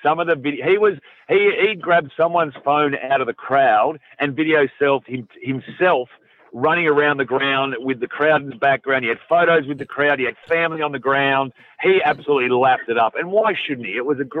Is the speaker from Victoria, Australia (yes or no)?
yes; Victoria, Australia; I grew up in Victoria